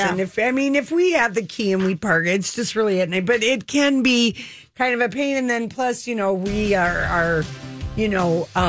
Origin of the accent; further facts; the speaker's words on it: Duluth, Minnesota, United States; moved away as an adult; I was from Duluth.